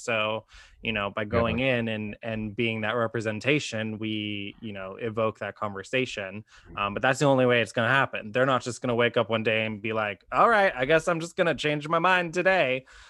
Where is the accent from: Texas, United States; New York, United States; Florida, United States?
Texas, United States; Texas Hill Country, United States; also born or lived in Austin; I grew up in the Texas Hill Country, if you're familiar, Kerrville, Fredericksburg, whole bunch of stuff.